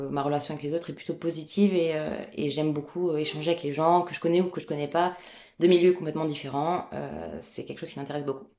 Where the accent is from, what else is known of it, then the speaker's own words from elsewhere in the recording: Bordeaux, Nouvelle-Aquitaine, France; Je suis née donc à Bordeaux, en France, euh, complètement française